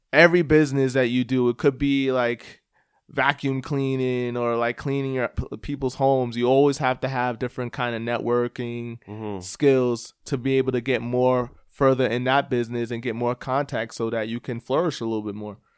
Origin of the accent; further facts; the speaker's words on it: New York City, New York, United States; moved away as an adult; also born or lived in Toronto, Canada / London, England; now in El Paso, United States; from Staten Island originally.